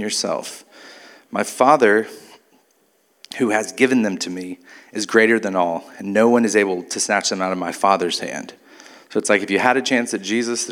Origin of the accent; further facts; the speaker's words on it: Mobile, Alabama, United States; moved away; also born or lived in San Antonio, Texas; I grew up in Mobile.